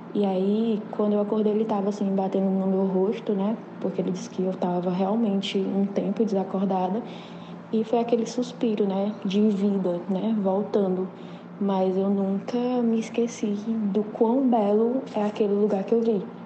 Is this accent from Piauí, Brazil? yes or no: yes; Teresina, Piauí, Brazil; eu sou de Teresina, Piauí